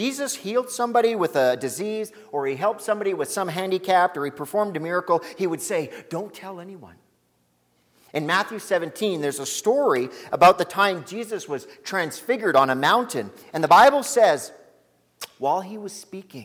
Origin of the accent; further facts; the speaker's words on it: Lac La Biche, Alberta, Canada; I'm from Lac La Biche.